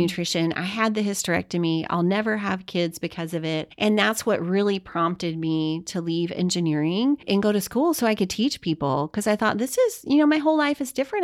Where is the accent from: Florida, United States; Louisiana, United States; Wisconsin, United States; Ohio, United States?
Louisiana, United States; I'm Cajun, I'm from Louisiana